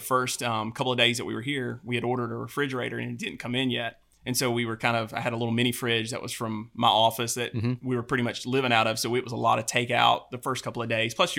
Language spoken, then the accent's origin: English; the South, United States; growing up in the South, you're kind of used to Southern, you know, hospitality.